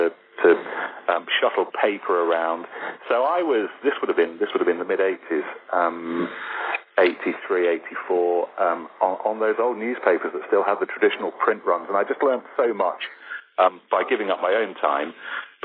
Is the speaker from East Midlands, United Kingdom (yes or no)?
yes; Leicestershire, East Midlands, United Kingdom; as a young kid growing up in Leicestershire